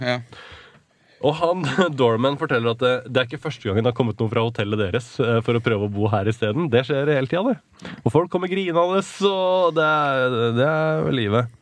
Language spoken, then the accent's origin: Norwegian; Norway; vi er fra Norway